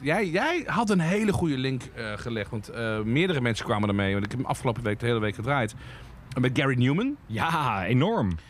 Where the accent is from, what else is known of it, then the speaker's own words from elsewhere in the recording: Limburg, Netherlands; Ik ben een klein Limburgs dorpje opgegroeid.